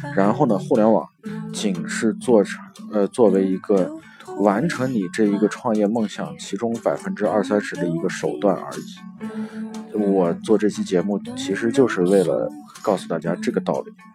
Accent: China; 我们中国的父母

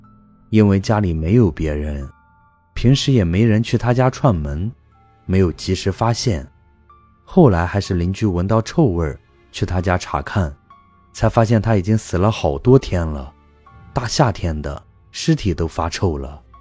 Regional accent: North China Plain, China; 事情是这样的，我的老家在华北平原的某个农村。我们村子还算是比较大的

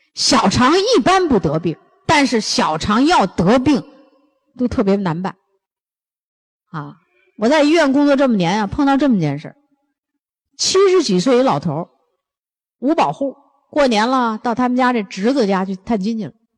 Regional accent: Northeast China, China; 咱们东北人吃的咸

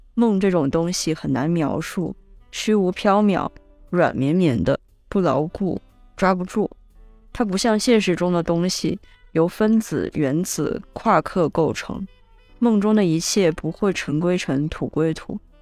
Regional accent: Guangzhou, Guangdong, China; moved away; 我在广州待了这将近三年，因为它毕竟是我长大的地方

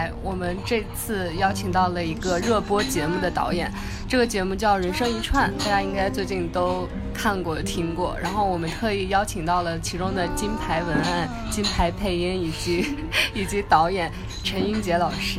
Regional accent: Shenyang, Liaoning, China; 我也是东北的

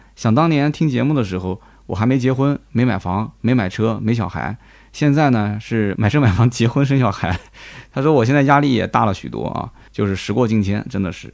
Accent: Nanjing, Jiangsu, China; accent: Nanjing dialect; 我们南京的当地方言

